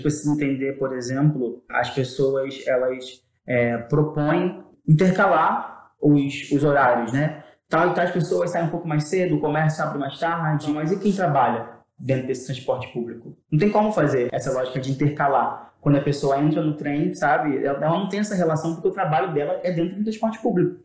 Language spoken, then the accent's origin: Portuguese; Rio de Janeiro, Brazil; Eu sou de Palmares